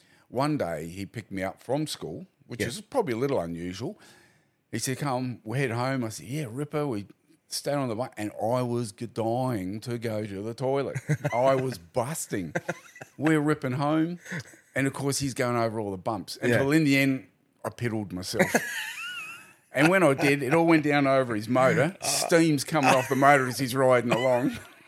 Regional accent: Adelaide, South Australia, Australia; I was born in Adelaide

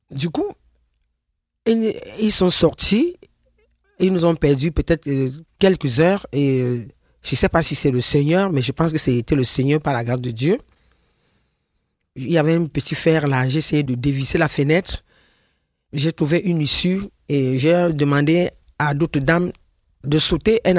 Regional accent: Cameroon; moved away as an adult; now in France; Je suis une Camerounaise, née le 2 août 1963.

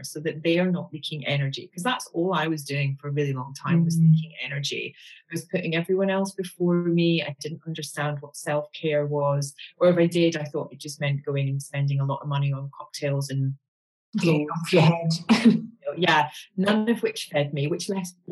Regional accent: Glasgow, Scotland, United Kingdom; I'm a girl from Glasgow

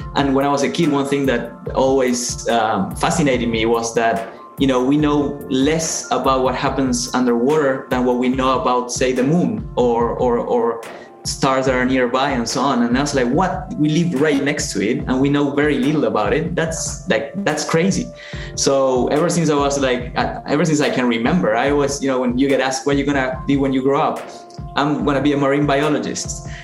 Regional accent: Buenos Aires, Argentina; moved away; I'm from Argentina, from Buenos Aires

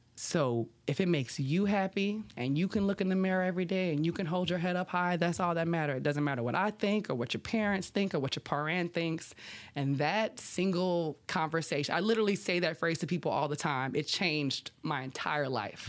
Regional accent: Labadieville, Louisiana, United States; I grew up in Lapidavill on the bayou side of Highway three oh eight in Assumption

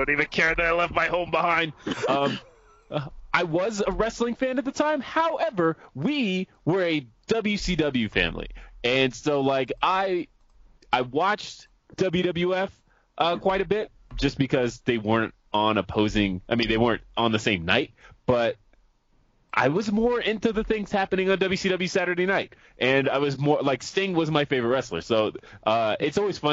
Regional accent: Colorado, United States; also born or lived in California; we moved to Colorado in 1994

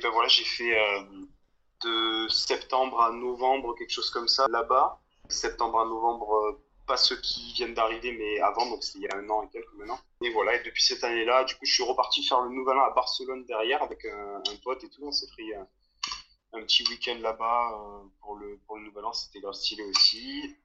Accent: south of France, France; moved away as an adult; now in Australia; je viens euh, du sud de la France

